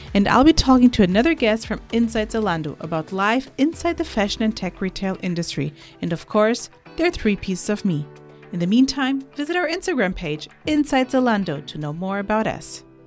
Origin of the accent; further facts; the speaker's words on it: Portugal; I'm from Portugal